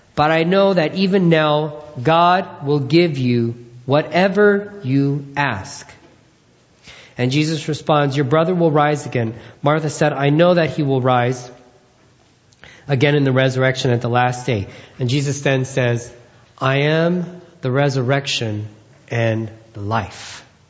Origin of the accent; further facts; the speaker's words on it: Philippines; As a Filipino man